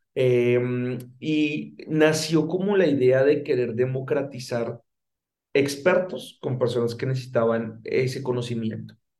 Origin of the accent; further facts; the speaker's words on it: Colombia; moved away as an adult; now in Mexico; si bien llevo los últimos 12 años de mi carrera profesional viviendo en México, eh, como te puedes dar cuenta, soy colombiano